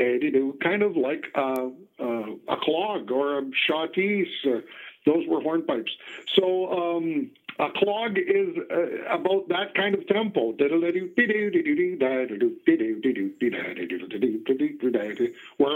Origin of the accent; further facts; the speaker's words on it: Western Canada, the Prairies, Canada; we grew up in Western Canada on the prairies